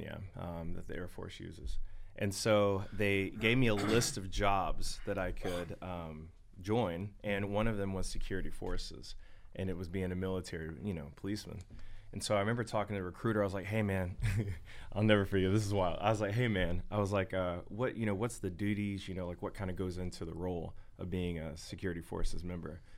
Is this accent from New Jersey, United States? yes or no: no; Longview, Texas, United States; I'm from Northeast Texas, Longview, Tyler